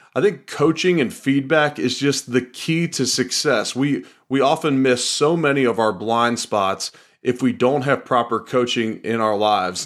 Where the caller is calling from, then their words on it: Louisville, Kentucky, United States; I'm calling them from Louisville, Kentucky